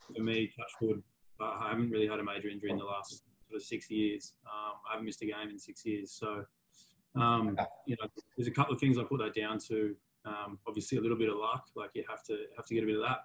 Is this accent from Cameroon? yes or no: no; Sydney, New South Wales, Australia; I grew up in Manly on the northern beaches